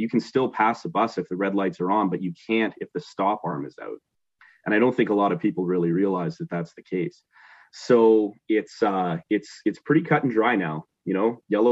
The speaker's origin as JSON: {"language": "English", "region": "Northern Ontario", "country": "Canada", "tie": "born or raised there", "moved": "as an adult", "said": "growing up in Northern Ontario, you know, we've been down in the region here about 10 years now"}